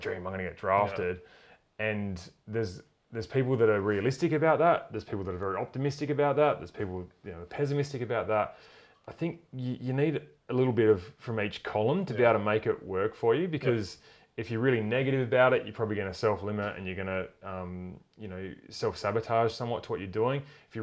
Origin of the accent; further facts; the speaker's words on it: Tasmania, Australia; I grew up in Tassie